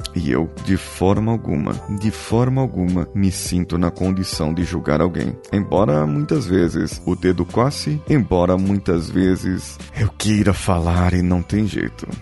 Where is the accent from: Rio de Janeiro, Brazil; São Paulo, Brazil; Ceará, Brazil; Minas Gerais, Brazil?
São Paulo, Brazil; Uma pessoa que nasceu na zona leste de São Paulo, como eu, e viveu no tempo da sua infância